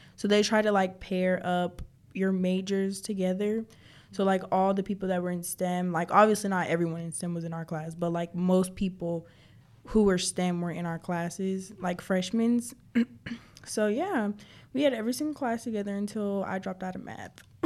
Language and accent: English; Clayton County, Georgia, United States; I was born in Clayton County, so you know the ghetto